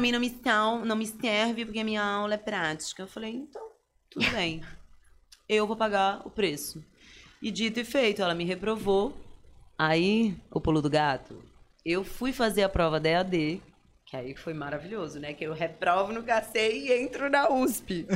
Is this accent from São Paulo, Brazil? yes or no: no; São Luís, Maranhão, Brazil; also born or lived in Manaus; depois que eu nasci, dois meses depois, cá estou eu desde então e nunca mais saí desta terra que tanto amo